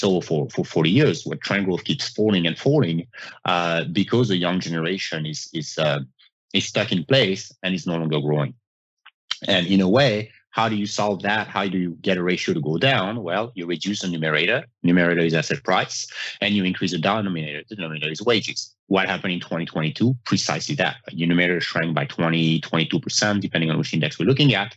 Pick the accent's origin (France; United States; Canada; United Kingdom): France; moved away; I'm from France. I mean, growing up in Europe